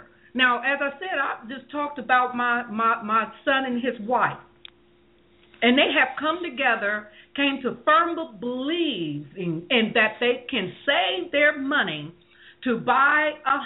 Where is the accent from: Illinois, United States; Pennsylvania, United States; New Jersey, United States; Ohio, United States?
Ohio, United States; Columbus; now in California, United States; I come from Columbus, Ohio, and I'm here in California